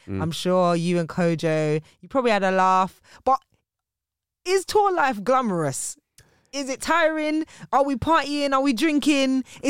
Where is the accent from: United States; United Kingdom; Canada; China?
United Kingdom; being black British is a very... you know, we're a minority here.